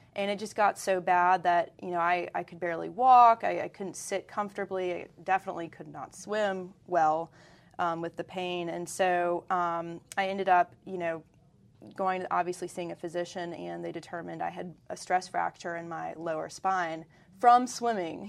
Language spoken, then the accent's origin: English; Greenville, North Carolina, United States; now in Charlotte, United States; I grew up in Greenville, North Carolina